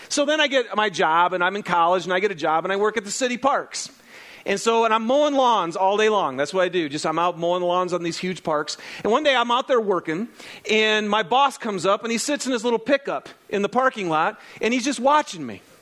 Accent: Lapeer, Michigan, United States; I grew up out in Lapeer, Michigan, on seven acres out in the country. And um, lots of land. It was awesome.

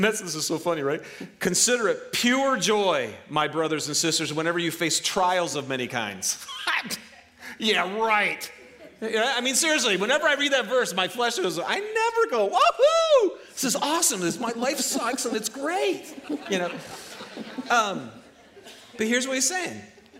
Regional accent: Detroit, Michigan, United States; You know, I'm from Michigan, right? It's the Detroit area where everything is about automobiles.

